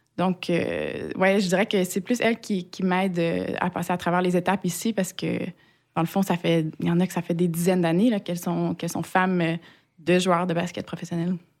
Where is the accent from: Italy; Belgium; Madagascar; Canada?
Canada; Quebec; moved away as an adult; now in Strasbourg, France; bien que j'ai été élevée au Québec, euh, j'ai pas des, des, parents québécois